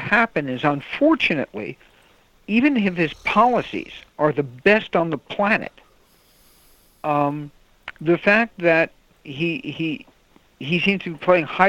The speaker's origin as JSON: {"language": "English", "region": "New York", "country": "United States", "moved": "yes", "said": "I was from New York"}